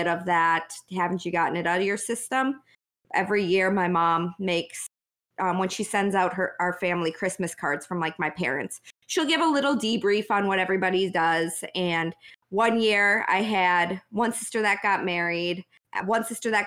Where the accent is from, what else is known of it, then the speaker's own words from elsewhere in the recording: Wisconsin, United States; moved away; I'm from Wisconsin originally.